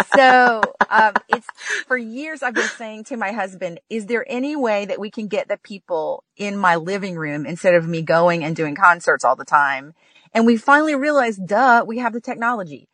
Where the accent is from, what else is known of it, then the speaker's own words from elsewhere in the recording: Texas, United States; I grew up in Texas